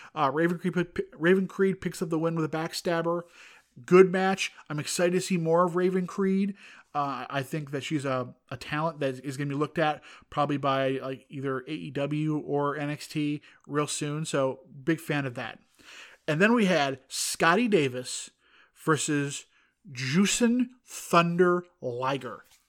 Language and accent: English; Northern Ireland, United Kingdom; I'm Northern Irish.